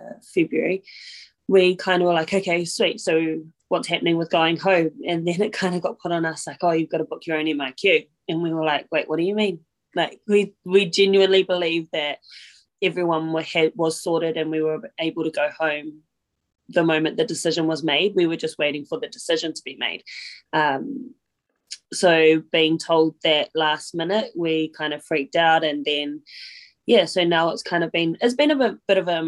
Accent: Feilding, Manawatū-Whanganui, New Zealand; moved away as an adult; also born or lived in Auckland; I'm a rugby girl from my hometown in Fielding

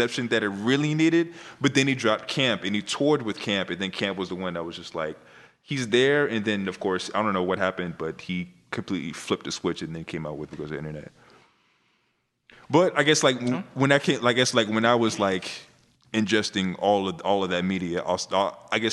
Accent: United States; moved away; also born or lived in Georgia; I grew up in Delaware, Texas.

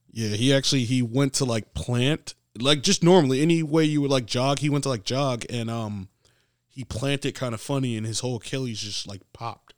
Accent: New York City, New York, United States; I'm from the Bronx

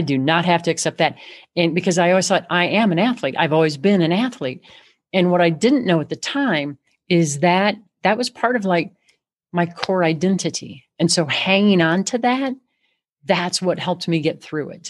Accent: Chicago, Illinois, United States; And I'm from Chicago

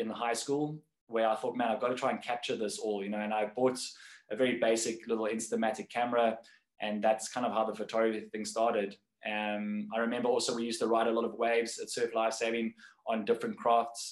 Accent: Cape Town, Western Cape, South Africa; born or raised there

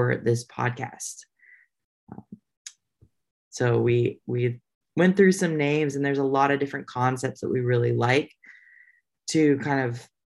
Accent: Indiana, United States; also born or lived in Texas / Nashville, Tennessee; now in North Carolina, United States; I am from Indiana. And moved to Texas, and now I'm also in North Carolina.

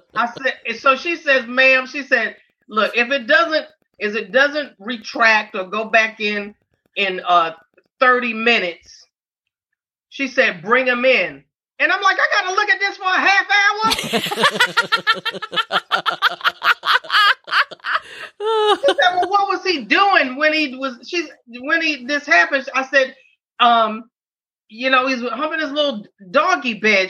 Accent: New York City, New York, United States; growing up in Harlem

